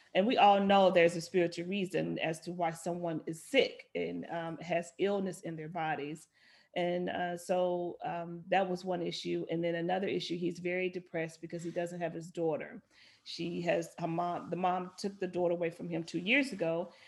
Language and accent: English; Little Rock, Arkansas, United States; moved away; I grew up in Little Rock, Arkansas